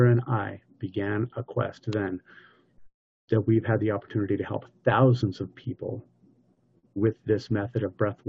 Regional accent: United States; I'm American.

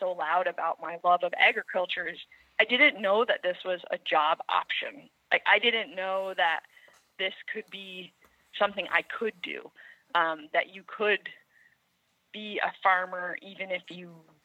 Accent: Putney, Vermont, United States; I grew up here in Putney, which is a small town in southern Vermont.

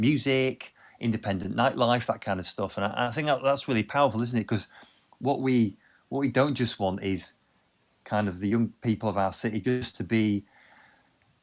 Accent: Leeds, Yorkshire and the Humber, United Kingdom; growing up in Swarcliffe, and, you know, we used to hang out in the underpass underneath the A64

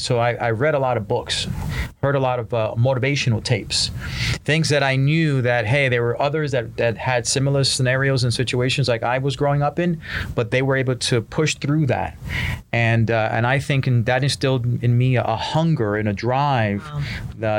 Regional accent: New York City, New York, United States; I grew up in Spanish Harlem in a place called El Barrio in New York City

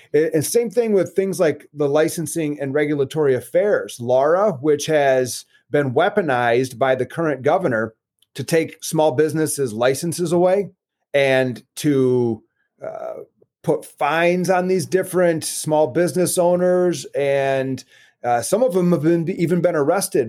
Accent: West Michigan, United States; also born or lived in West Virginia; I've grown up in West Michigan pretty much all of my life. I was born in West Virginia, but had, when I was five years old, moved to Michigan with my family and been there ever since.

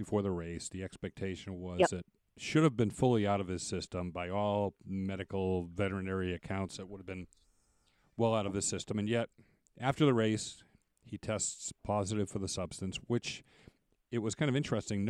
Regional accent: Boston, Massachusetts, United States; Growing up in Boston

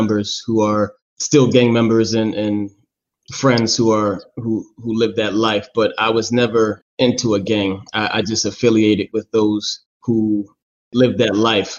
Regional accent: New York City, New York, United States; now in Charlotte, United States; I grew up in Staten Island, New York, born and raised, single parent household

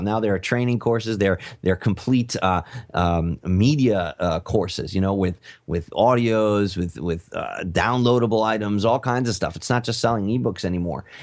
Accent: United States; I'm American

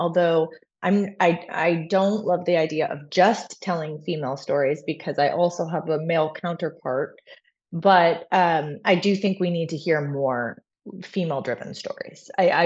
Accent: Arlington, Virginia, United States; moved away; Sandra Bullock and I are from the same hometown. We're both from Arlington, Virginia

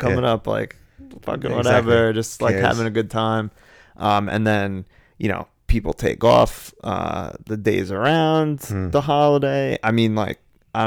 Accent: United States; I am still proud to be an American

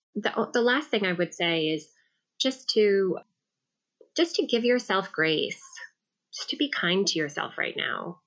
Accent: New York City, New York, United States; I grew up in New York City

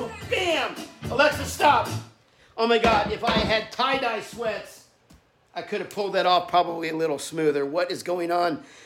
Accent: Sydney, New South Wales, Australia; moved away; from Sydney. So that's my hometown

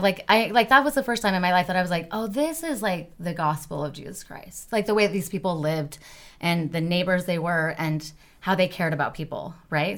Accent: Wendell, Idaho, United States; now in Utah, United States; I grew up actually in Idaho, Wendell, Idaho.

